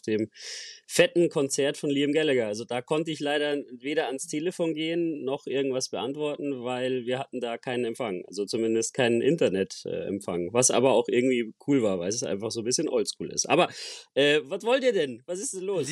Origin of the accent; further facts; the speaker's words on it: Germany; bei uns in Deutschland